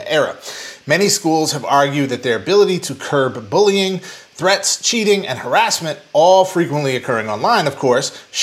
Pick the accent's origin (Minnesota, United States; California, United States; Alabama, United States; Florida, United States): Minnesota, United States; Twin Cities; moved away; my hometown, the Twin Cities of Minneapolis and St. Paul